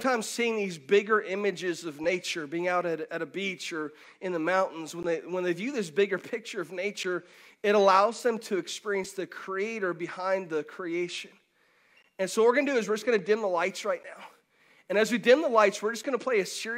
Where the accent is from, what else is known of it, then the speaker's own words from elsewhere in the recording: Pinellas County, Florida, United States; I grew up in Pinellas County, so I didn't grow up necessarily with lakes all around, but I did grow up right in the Gulf.